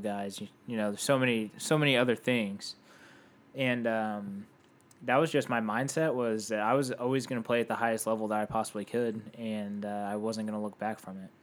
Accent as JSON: {"language": "English", "town": "Indianapolis", "region": "Indiana", "country": "United States", "tie": "born or raised there", "said": "I grew up in Indianapolis"}